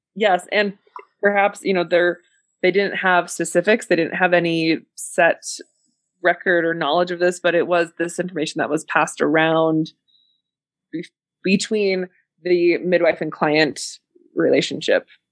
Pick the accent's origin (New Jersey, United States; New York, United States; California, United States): California, United States; San Francisco; moved away; also born or lived in Utah; I grew up in San Francisco